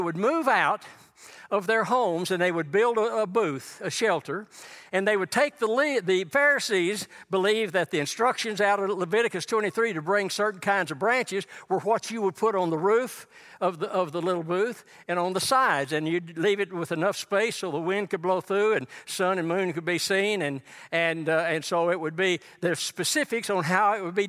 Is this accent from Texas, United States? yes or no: yes; Texas, United States; Now, this is West Texas. I came from East Texas.